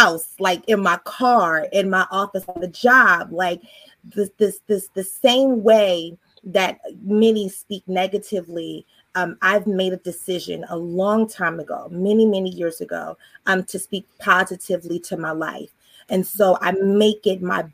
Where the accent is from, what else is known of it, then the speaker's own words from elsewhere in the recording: Baltimore, Maryland, United States; moved away as an adult; now in Virginia Beach, United States; I'm originally from Baltimore, Maryland. I've been here in Virginia